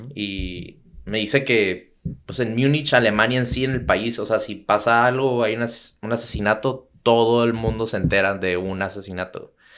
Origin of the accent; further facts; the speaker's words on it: Tijuana, Baja California, Mexico; soy de Tijuana